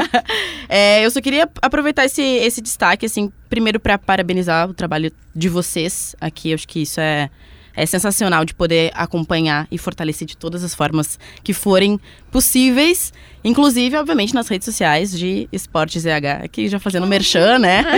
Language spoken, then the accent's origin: Portuguese; Pelotas, Rio Grande do Sul, Brazil; eu sou pelotense, então fiz a faculdade na UFPEL